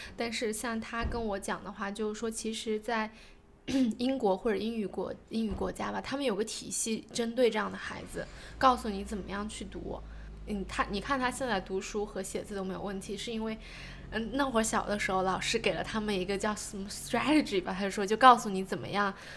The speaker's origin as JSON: {"language": "Chinese", "country": "China", "moved": "yes", "lives_now": "New Zealand", "said": "我是中国人"}